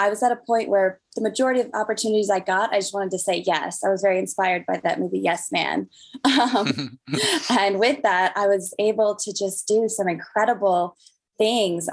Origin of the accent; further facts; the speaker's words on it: Denver, Colorado, United States; I'm from Denver, Colorado, born and raised